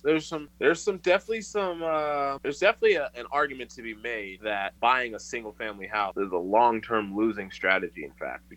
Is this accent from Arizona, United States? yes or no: yes; Tucson, Arizona, United States; also born or lived in Atlanta metro area, Georgia; now in Atlanta, United States; I'm from Tucson originally